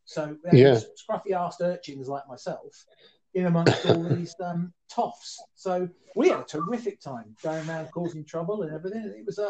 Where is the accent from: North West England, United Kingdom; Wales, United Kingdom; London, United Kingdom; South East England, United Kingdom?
North West England, United Kingdom; Liverpool; born there; Well, funnily enough, much as you wouldn't hear it from one's accent, I actually was born in Liverpool.